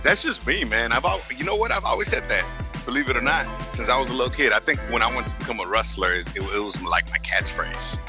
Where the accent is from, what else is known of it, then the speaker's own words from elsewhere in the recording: Los Angeles, California, United States; I grew up in South Central